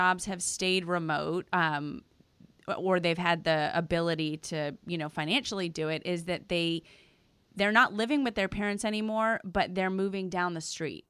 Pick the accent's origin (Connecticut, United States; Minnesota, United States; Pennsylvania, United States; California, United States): Pennsylvania, United States; outside Philadelphia; moved away; I grew up outside Philadelphia